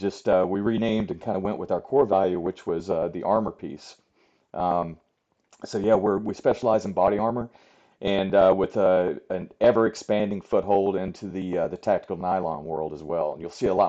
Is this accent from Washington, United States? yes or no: no; Virginia, United States; I grew up in Southwest Virginia in the Southern Appalachians. So I am literally a hillbilly, right? So I grew up in the mountains there